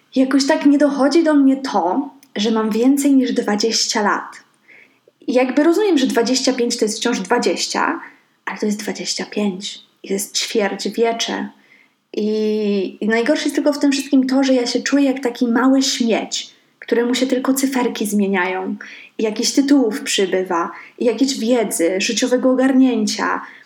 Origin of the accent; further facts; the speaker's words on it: Szczecin, West Pomeranian Voivodeship, Poland; also born or lived in Stargard; jestem ze Szczecina. E, ale też nie do końca, bo urodziłam się w Stargardzie